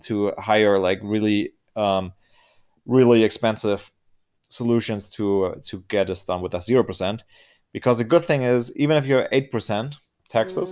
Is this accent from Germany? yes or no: yes; Germany; I'm from Germany